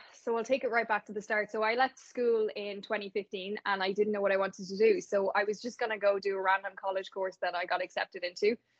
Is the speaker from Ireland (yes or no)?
yes; Navan, Leinster, Ireland; I'm actually from I'm from Navan